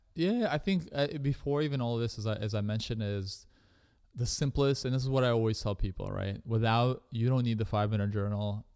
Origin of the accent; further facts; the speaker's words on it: Canada; I was growing up in Canada